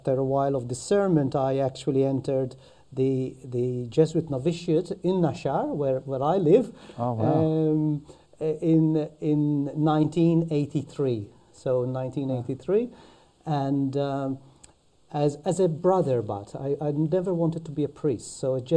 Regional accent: Malta; accent: Maltese; moved away; So that's a Maltese accent. Okay. I'm from Malta. I'm born from Malta.

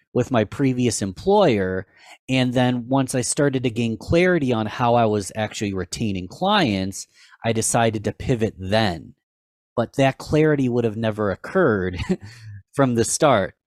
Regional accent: Rochester, New York, United States; I am from Rochester, New York

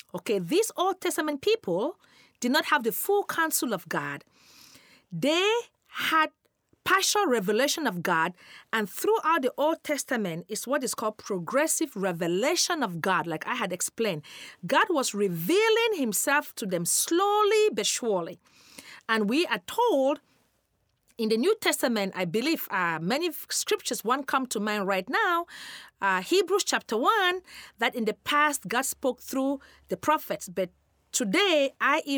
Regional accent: Cameroon; moved away; I'm originally from Cameroon, West Africa

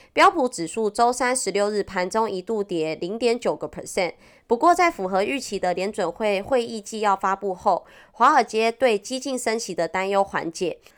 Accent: Taiwan; accent: Taiwanese Mandarin; 我是台湾国语界最正的唱妞

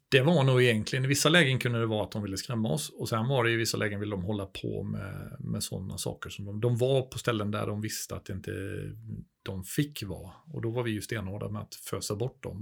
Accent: Småland, Sweden; moved away as an adult; also born or lived in Skövde; nere i Småland, där jag är uppvuxen

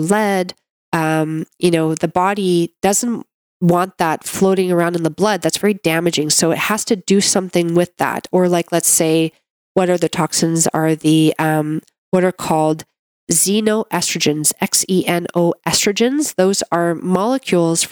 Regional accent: Canada; I'm a Canadian medical doctor

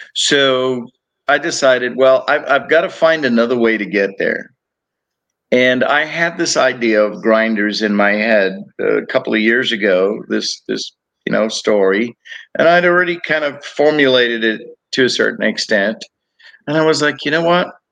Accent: Cape Town, Western Cape, South Africa; also born or lived in Texas / Georgia / Florida; now in United States; I grew up in Cape Town, South Africa

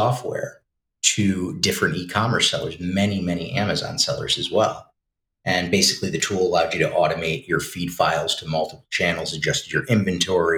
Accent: near Saratoga Springs, upstate New York, United States; local, born and raised here. Lived in the city for a little while

